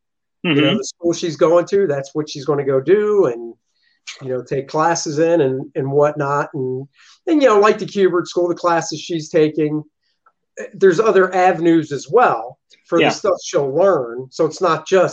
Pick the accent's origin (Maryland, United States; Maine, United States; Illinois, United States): Maryland, United States; I grew up in Maryland, so it was only 4 hours away